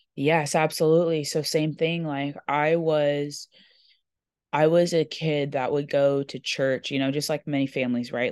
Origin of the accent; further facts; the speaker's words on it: Corona, California, United States; I grew up in Corona, California.